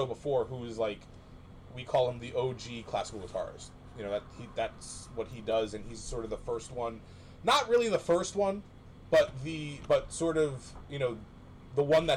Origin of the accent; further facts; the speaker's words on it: New Jersey, United States; I'm from New Jersey